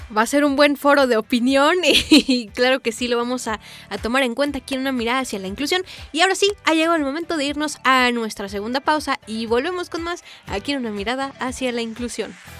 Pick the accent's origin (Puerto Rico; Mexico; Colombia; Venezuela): Mexico